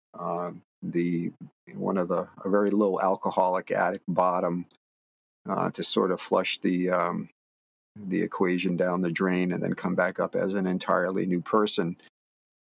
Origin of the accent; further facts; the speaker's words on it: Connecticut, United States; now in Martha's Vineyard, United States; I grew up in Connecticut